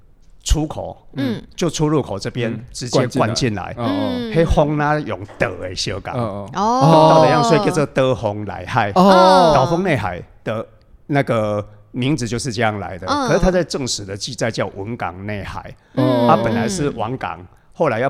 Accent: Budai, Chiayi County, Taiwan; 我是土生土长的布袋人

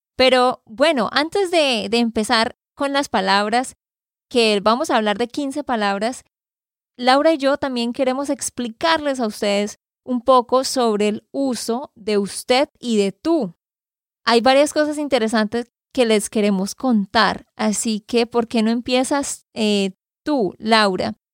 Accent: Santander, Colombia; de Santander, Colombia

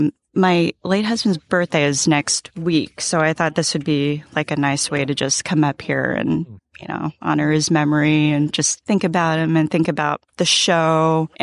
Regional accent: San Diego, California, United States; I'm from San Diego.

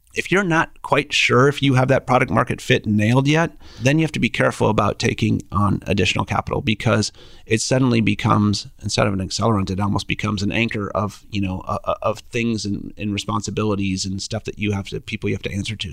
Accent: Minnesota, United States; moved away as an adult; now in Kansas City, United States; We're both from Minnesota.

